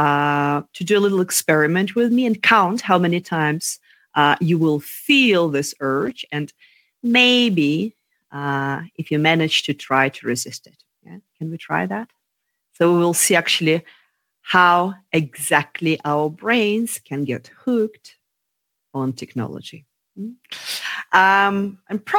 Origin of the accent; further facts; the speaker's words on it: Russia; moved away as an adult; also born or lived in London; I was born in Russia